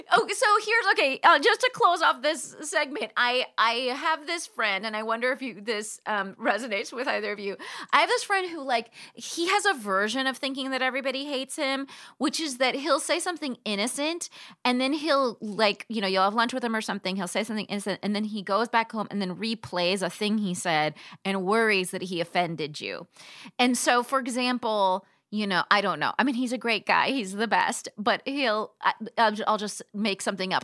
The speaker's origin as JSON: {"language": "English", "town": "Palm Springs", "region": "California", "country": "United States", "tie": "born or raised there", "also_born_or_lived": "New York City", "moved": "yes", "said": "I'm from Southern California, I'm from Palm Springs"}